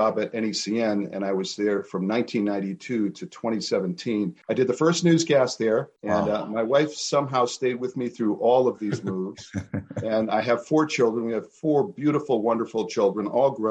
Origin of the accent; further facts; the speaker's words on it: New Hampshire, United States; moved away as an adult; also born or lived in Massachusetts / California / San Francisco Bay Area / Western Colorado; my background is that I grew up in New Hampshire, and I live in New Hampshire now